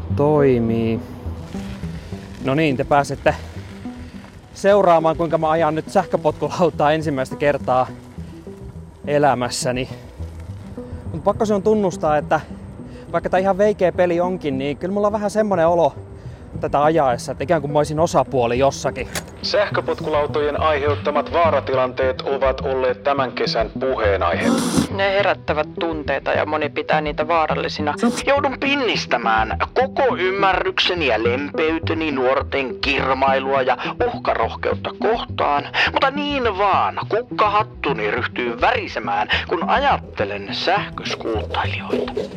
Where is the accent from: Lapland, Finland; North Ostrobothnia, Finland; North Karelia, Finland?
North Ostrobothnia, Finland; Oulu; moved away as an adult; also born or lived in Tampere; Mä oon Oulusta kotoisin, missä mä olin tottunut pyöräilemään kaikki kaikkialle